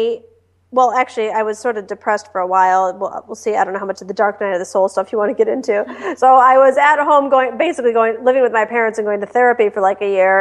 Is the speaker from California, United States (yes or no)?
no; Detroit, Michigan, United States; moved away as an adult; also born or lived in Washington, D.C.; I was born and raised in Detroit